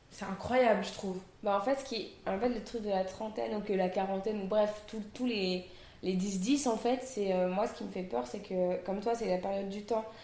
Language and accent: French; Réunion; native de La Réunion, je suis seconde cuisine dans l'un des meilleurs restos de l'île, la Caspité.